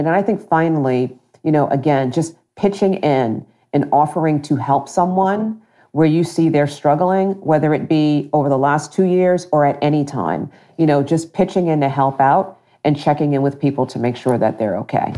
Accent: Long Island, New York, United States; moved away as an adult; also born or lived in Brooklyn, New York / Princeton area, New Jersey; now in Central New Jersey, United States; I grew up in Long Island, actually born in Brooklyn and then ultimately spent middle school and high school in Long Island

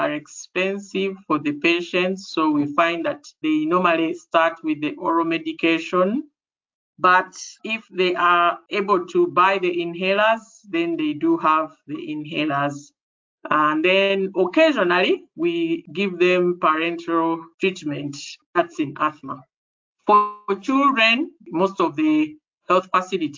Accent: Kampala, Central Region, Uganda; I am from Uganda in East Africa, and East Africa is in the middle of the African continent. So I come from a town called Kampala

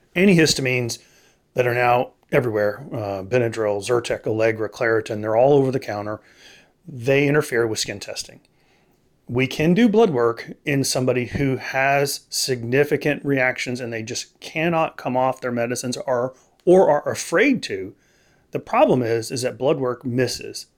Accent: Texas, United States; now in Tennessee, United States; I grew up in Texas

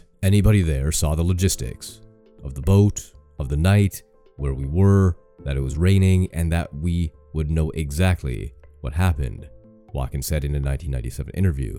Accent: Canada; I'm Canadian.

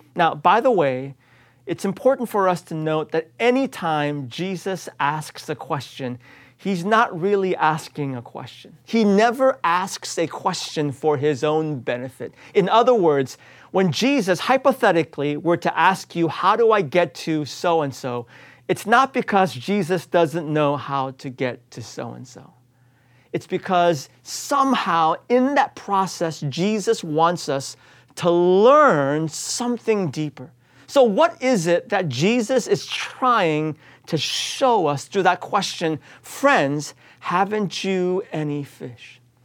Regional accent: United States; I was raised here in the United States

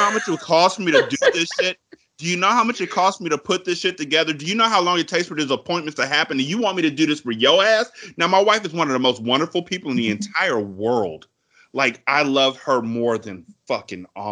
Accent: California, United States; I'm from Cali and my family's up in Washington

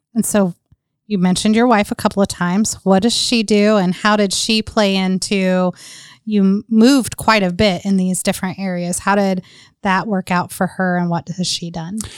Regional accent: North Carolina, United States; I grew up in North Carolina

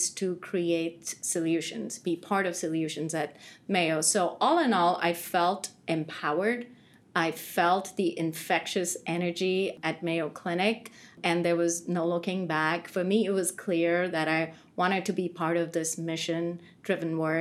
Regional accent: India; moved away as an adult; now in United States; I grew up most of my earlier life, first two decades, so I grew up in India

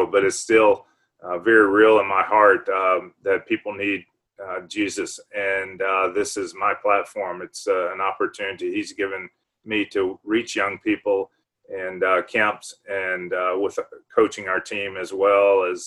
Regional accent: Liberty, Mississippi, United States; moved away as an adult; now in Waco, United States; I grew up in South Mississippi in rural area. Liberty, Mississippi was my hometown and on a farm

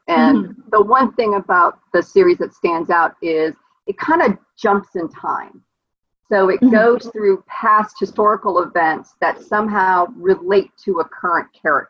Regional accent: Hawaii, United States; growing up in Hawaii, I was about 9 years old in the fourth grade.

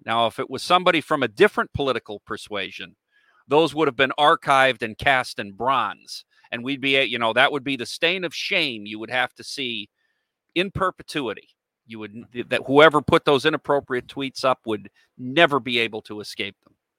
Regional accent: United States; I, as an American, a citizen of the United States

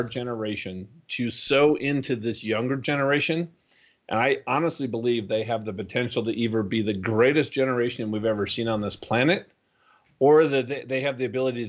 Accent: Minnesota, United States; I grew up in Minnesota

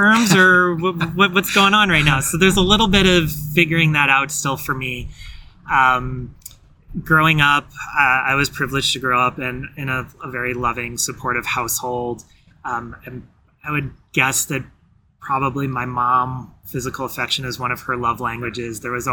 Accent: St. Louis, Missouri, United States; also born or lived in Washington, D.C. / Notre Dame, Indiana; I was born in St. Louis

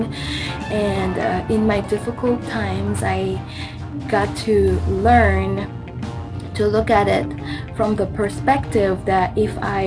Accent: Madagascar; now in Sioux Falls, United States; I'm from Madagascar, and I currently live in Sioux Falls, South Dakota, in the U.S.

